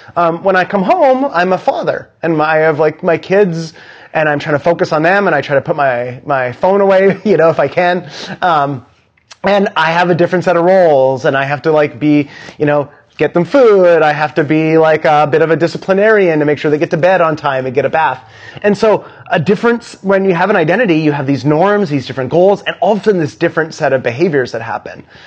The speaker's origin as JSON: {"language": "English", "country": "Canada", "moved": "yes", "lives_now": "New York City, United States", "said": "I'm like a Canadian teenager"}